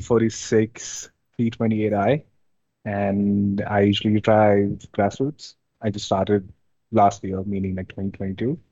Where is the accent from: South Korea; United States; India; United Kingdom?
India; moved away as an adult; now in Ontario, Canada; I'm based in Ontario right now, Canada. And I mean, originally I'm from India. I just moved like here in 2019